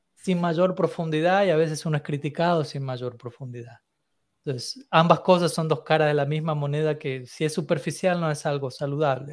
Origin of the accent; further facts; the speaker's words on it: Argentina; me mantuve principalmente en Argentina, que es el país en donde, mm. donde yo nací